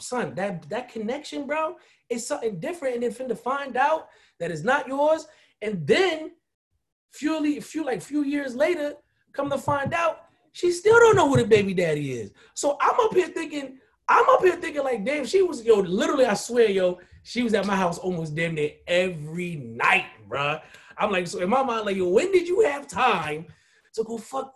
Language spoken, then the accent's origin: English; Haiti; I'm West Indian. I'm Haitian.